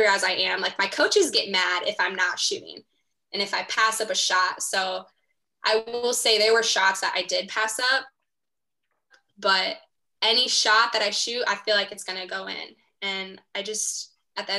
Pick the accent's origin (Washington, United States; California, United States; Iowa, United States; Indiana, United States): Iowa, United States; Pocahontas; moved away as an adult; also born or lived in Springfield, Missouri; I'm going to go home, live back home in Pocahontas.